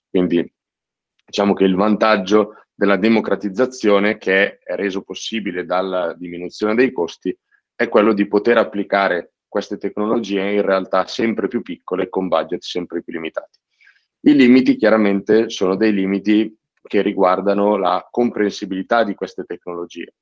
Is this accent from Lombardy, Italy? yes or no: yes; province of Cremona, Lombardy, Italy; io vengo dalla provincia di Cremona